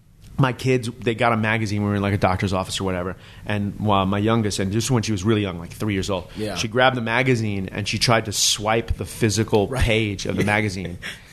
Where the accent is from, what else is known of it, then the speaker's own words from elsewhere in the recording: Long Island, New York, United States; moved away; So I grew up on Long Island.